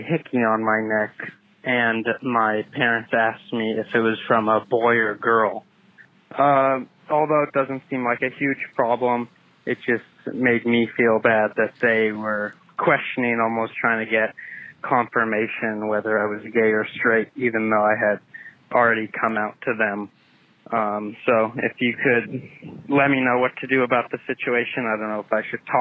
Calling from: San Diego, California, United States; I'm calling from the San Diego area

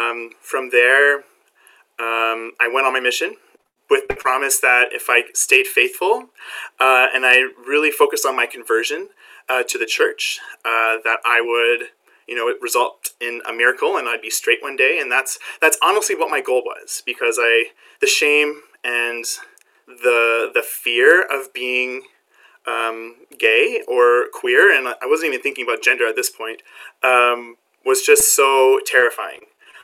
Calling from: Barrie, Ontario, Canada; I am coming from Barrie, Ontario, Canada, which is just north of Toronto.

